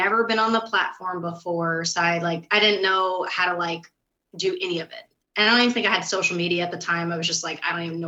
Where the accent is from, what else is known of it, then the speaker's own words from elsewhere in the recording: Florida, United States; moved away as an adult; now in East Tennessee, United States; I am originally from Florida and I moved to East Tennessee, oh my gosh, 8 years ago